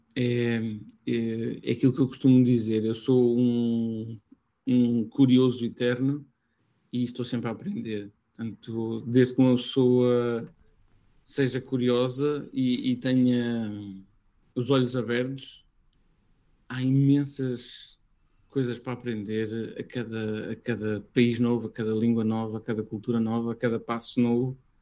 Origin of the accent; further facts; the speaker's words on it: Portugal; also born or lived in Brazil / Northern Europe; a familiaridade de estar a falar português, conhecer a minha terra